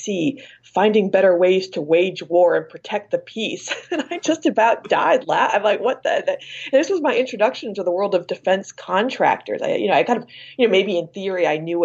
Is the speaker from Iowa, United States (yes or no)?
yes; Iowa, United States; also born or lived in San Francisco, California; Born in San Francisco, but raised in Iowa